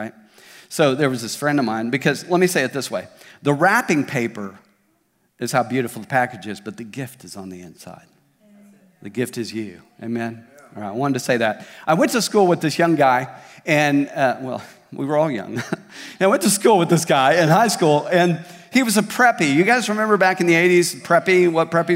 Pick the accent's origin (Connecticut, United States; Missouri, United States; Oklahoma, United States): Oklahoma, United States; Tulsa; now in Springdale, United States; where I grew up in Tulsa, I grew up at Victory Church in Tulsa most of my life